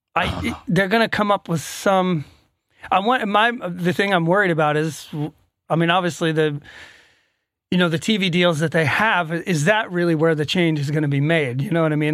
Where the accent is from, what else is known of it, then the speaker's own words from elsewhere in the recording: Atlanta, Georgia, United States; moved away as an adult; now in Sweden; I grew up right above you